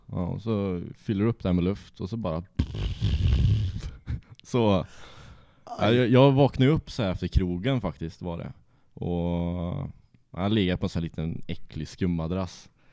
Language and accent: Swedish; Trollhättan, Västra Götaland, Sweden; Jag är från Trollhättan, jag och är uppväxt ja, en och en halv mil utanför Trollhättan